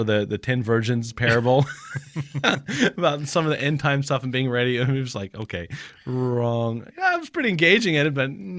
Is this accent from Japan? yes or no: yes; Japan; I grew up in Japan, but I don't know if I'm wired to do ministry in Japan.